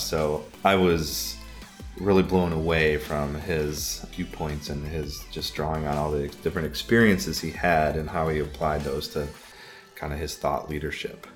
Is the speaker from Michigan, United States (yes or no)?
yes; Bay City, Saginaw, Midland area, Michigan, United States; I grew up in Bay City, Saginaw, Midland area